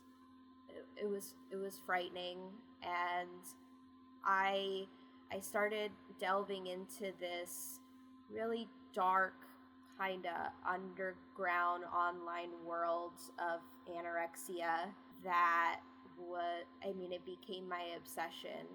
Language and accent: English; West Coast, California, United States; also born or lived in Bennington, Vermont / Plainville, Massachusetts; I grew up on the West Coast